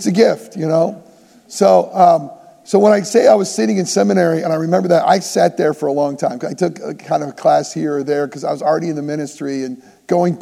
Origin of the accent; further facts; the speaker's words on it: New Hartford, New York, United States; moved away; a place called New Hartford, New York. I'm like, it's my hometown